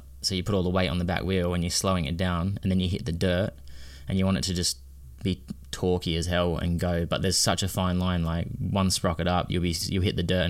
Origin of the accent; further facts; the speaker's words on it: United Kingdom; also born or lived in Wrocław, Poland / Australia; being a British rider